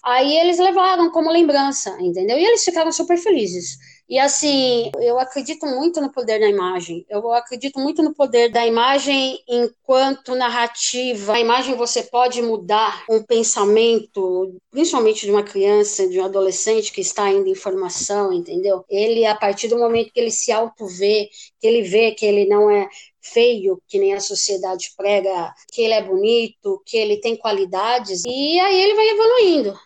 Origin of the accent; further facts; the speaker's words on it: São Paulo, Brazil; Desde 5, 6 anos, eu já ia a algumas exposições nos principais museus da cidade de São Paulo, né? Eu sou daqui de São Paulo